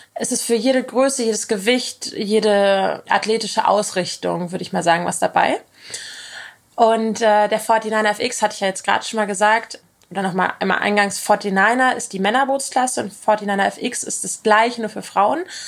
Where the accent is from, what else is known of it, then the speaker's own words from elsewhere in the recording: Kiel, Schleswig-Holstein, Germany; ich komme aus Kiel